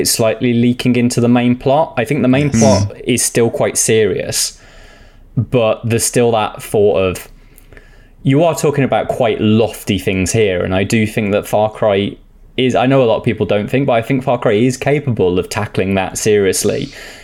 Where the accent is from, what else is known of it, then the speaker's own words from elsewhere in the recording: United Kingdom; I'm British and I've never lived in Spain